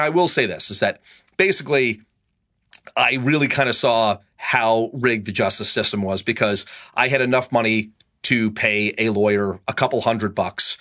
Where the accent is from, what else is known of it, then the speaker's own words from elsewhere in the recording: Massachusetts, United States; also born or lived in Pelham, New York; I spent my, uh, last year of middle school and all my high school years in Massachusetts